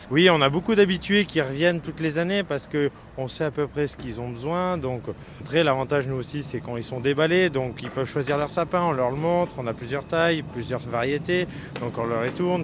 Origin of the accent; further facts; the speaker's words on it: Haute-Loire, Auvergne-Rhône-Alpes, France; les trois producteurs qu'on est place Albert Thomas, on est de la Haute-Loire